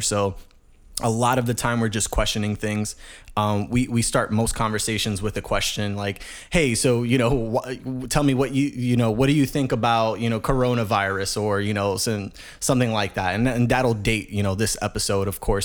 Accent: New York City, New York, United States; born and raised in the Bronx, New York, uh, grew up in the hood

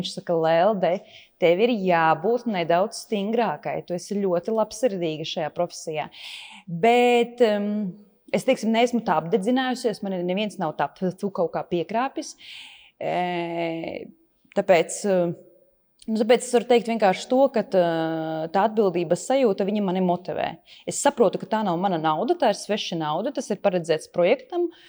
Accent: Latvia; mēs taču esam no Latvijas

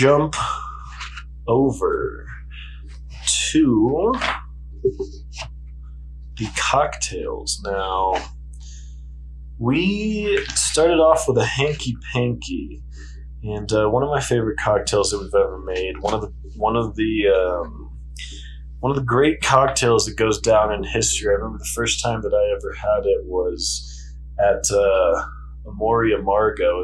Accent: Colorado, United States; my home state of Colorado

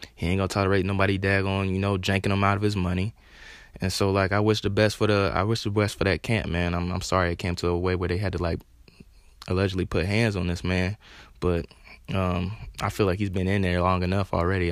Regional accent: Charlotte, North Carolina, United States; I'm from Charlotte, North Carolina

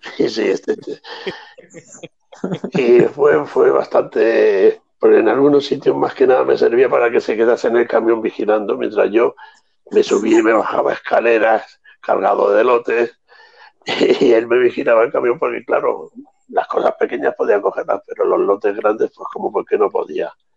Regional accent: Andalusia, Spain; como andaluces que somos

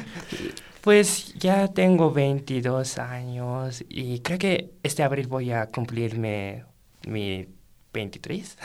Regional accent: Japan; Spanish is a second language; moved away as an adult; now in Guanajuato, Mexico; soy estudiante de Japón

